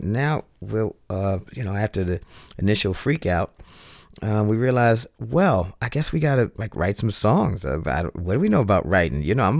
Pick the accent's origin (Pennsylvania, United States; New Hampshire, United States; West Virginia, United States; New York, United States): Pennsylvania, United States; Philadelphia; Philly was definitely very musical town. And, I've stated before that I didn't realize to what extent back then, coming up.